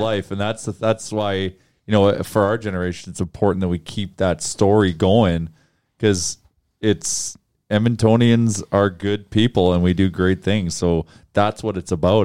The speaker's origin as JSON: {"language": "English", "country": "Canada", "said": "as Canadians, as Northerners"}